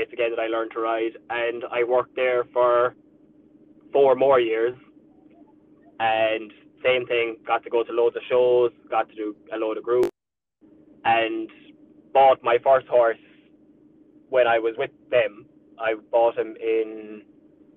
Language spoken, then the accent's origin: English; Ireland